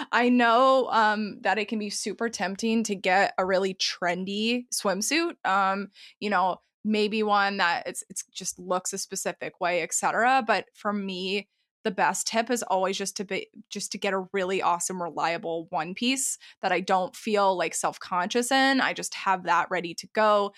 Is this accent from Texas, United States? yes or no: yes; Texas, United States; I grew up in Texas